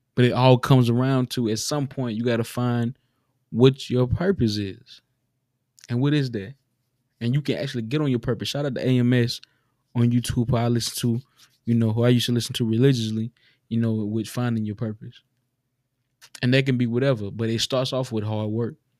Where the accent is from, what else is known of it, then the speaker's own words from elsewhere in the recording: the South, United States; We grew up in the South, a lot of us. We grew up in the South.